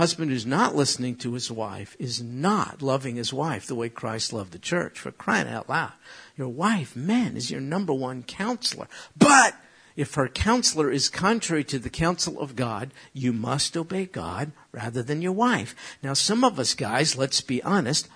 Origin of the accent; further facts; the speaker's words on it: United States; as an American